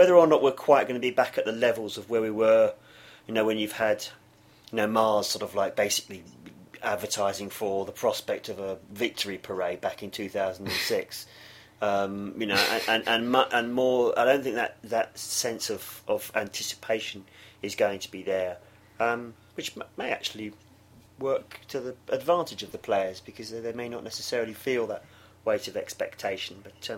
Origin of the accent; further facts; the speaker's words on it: England, United Kingdom; I'm English and an England supporter.